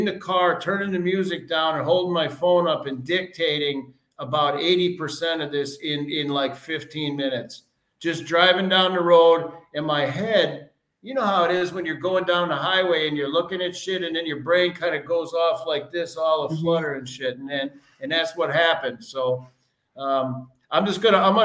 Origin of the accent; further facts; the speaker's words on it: Wisconsin, United States; I'm from Wisconsin, man. We are Green Bay Packer fans here